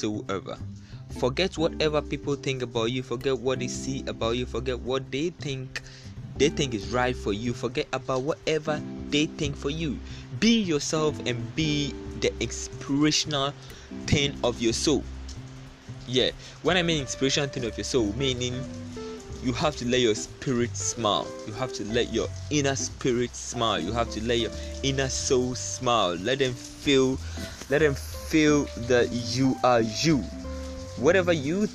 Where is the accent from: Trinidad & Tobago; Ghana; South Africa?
Ghana; I'm from Ghana